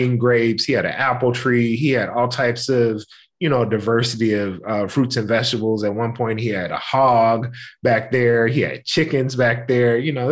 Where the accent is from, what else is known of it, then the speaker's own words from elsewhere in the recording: Memphis, Tennessee, United States; I grew up in Memphis, Tennessee. I'm born and bred